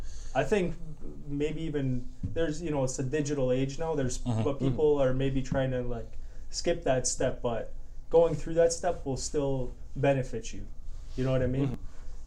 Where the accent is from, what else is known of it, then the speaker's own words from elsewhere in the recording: Canada; also born or lived in Poland; I was born in Canada. My parents, they're Polish. My background's Polish, and yeah, I was born here actually.